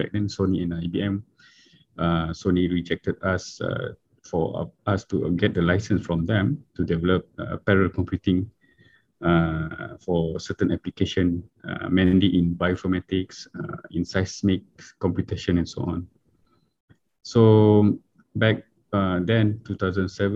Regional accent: Miri, Sarawak, Malaysia; moved away; also born or lived in Japan / Kuala Lumpur; I'm from Miri, Sarawak.

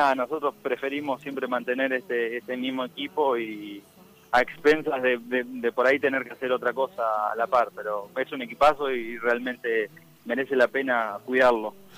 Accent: Dolores, Buenos Aires Province, Argentina; moved away; yo soy de Dolores, provincia de Buenos Aires. Tengo mi familia en Santa Fe, pero soy de, Dolores

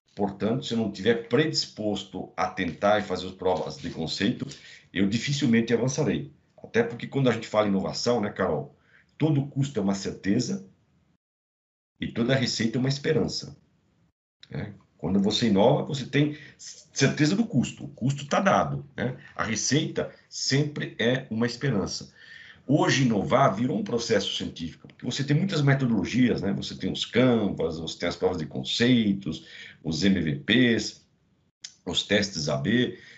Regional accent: Rio do Cedros, Santa Catarina, Brazil; now in São Paulo, Brazil; é um catarinense de uma pequena cidade no interior de Santa Catarina, chamada Rio de Serros, mas já sou paulistano, estou há 30 anos em São Paulo

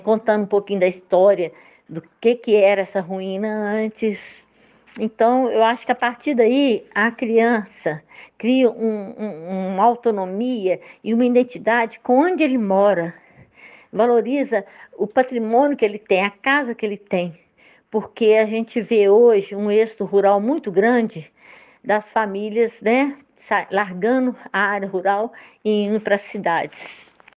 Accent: Itaúna, Minas Gerais, Brazil; moved away as an adult; also born or lived in Belo Horizonte; now in São Bartolomeu, Brazil; Nasci em Belo Horizonte e fui criada no interior de Itaúna.

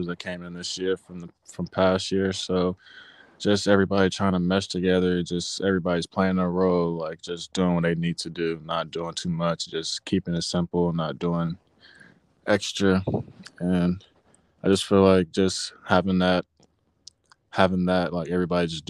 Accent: Atlanta, Georgia, United States; I'm from Atlanta, Georgia.

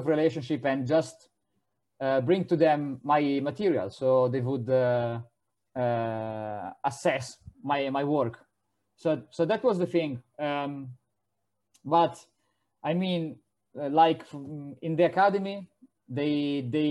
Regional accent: Italy

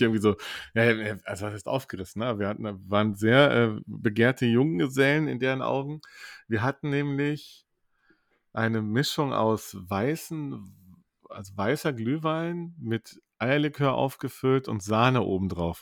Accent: Cologne, North Rhine-Westphalia, Germany; wir kommen aus Köln

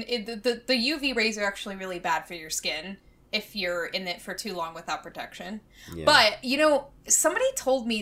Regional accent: United States; moved away as an adult; now in South Korea; as an American

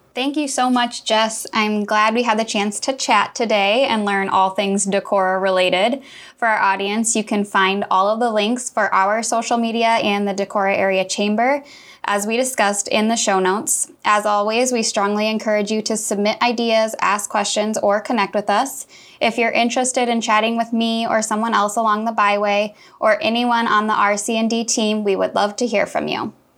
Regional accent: Clermont, Iowa, United States; I'm from Claremont, so T J's Pizza is my go-to.

